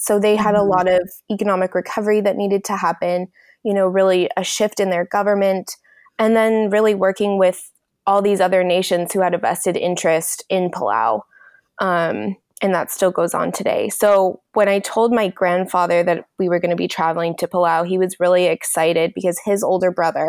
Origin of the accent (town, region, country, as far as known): United States